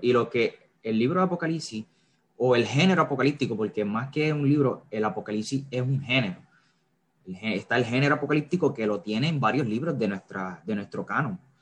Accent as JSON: {"language": "Spanish", "town": "Carolina", "country": "Puerto Rico", "tie": "born or raised there", "said": "soy de Puerto Rico, como bien mencionó David, específicamente de Carolina. Carolina, Puerto Rico. Eh, nacido y creado por acá"}